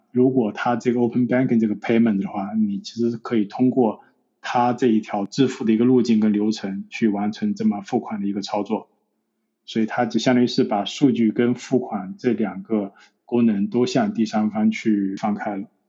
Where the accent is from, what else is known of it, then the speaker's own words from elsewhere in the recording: China; now in London, United Kingdom; 因为我是中国人